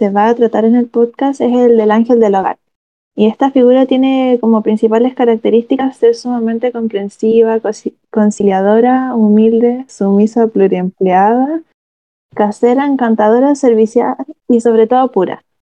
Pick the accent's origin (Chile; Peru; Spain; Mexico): Chile; La Serena, Coquimbo; eh, tengo 19 años, soy de La Serena